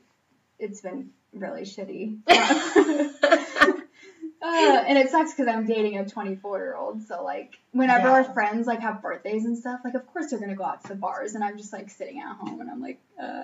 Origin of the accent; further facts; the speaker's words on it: Brownsburg, Indiana, United States; Like Brownsburg area.